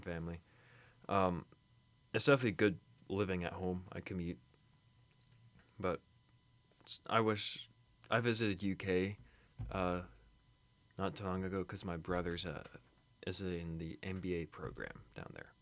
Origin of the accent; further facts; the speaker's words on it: Kentucky, United States; I was born in Kentucky.